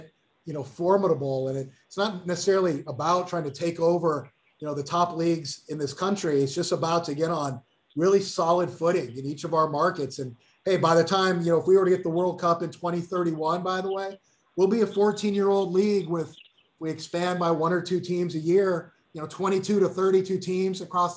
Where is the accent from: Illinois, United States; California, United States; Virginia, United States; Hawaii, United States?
Hawaii, United States; moved away as an adult; now in Dallas, United States; I've been here longer than I've been in my years growing up in Hawaii